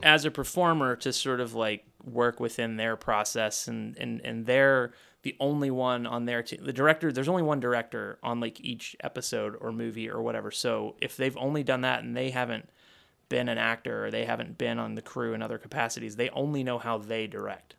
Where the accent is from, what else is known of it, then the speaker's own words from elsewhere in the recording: Kentucky, United States; moved away; I grew up in Kentucky